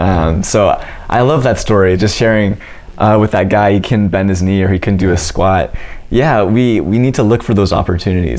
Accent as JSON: {"language": "English", "town": "Simcoe", "region": "Ontario", "country": "Canada", "tie": "born or raised there", "said": "I was born and raised in Simcoe all my life."}